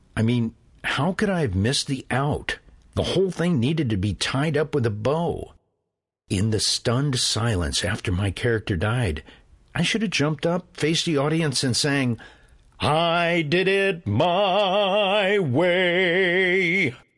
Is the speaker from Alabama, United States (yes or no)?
no; Carrollton, Illinois, United States; I grew up in Carrollton, Illinois, on the farm.